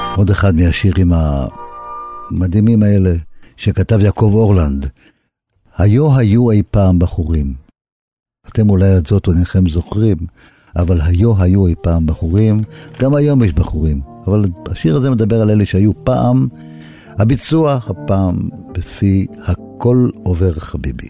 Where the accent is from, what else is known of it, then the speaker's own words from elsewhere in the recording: Haifa, Haifa District, Israel; אני, דרך אגב, גם נולדתי ליד הים בחיפה.